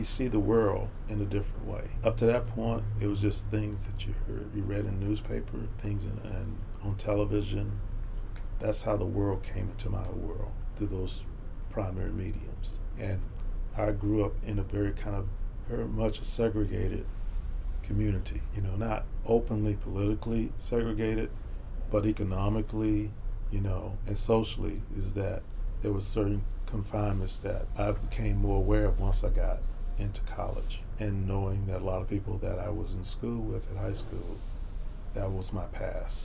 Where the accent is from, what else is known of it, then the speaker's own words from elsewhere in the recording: Houston, Texas, United States; also born or lived in Fifth Ward, Houston; I grew up in Sunnyside